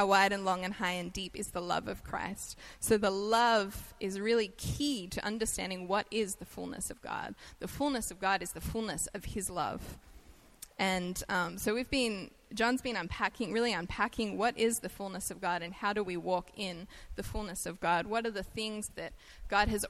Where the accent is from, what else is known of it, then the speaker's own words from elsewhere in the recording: Australia; accent: Australian; moved away as an adult; now in United States; I'm Australian, so I have an accent